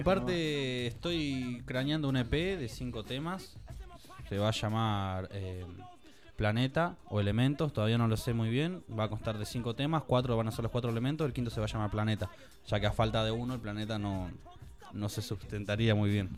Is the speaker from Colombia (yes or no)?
no; Tandil, Buenos Aires Province, Argentina; los de Tandil no estamos.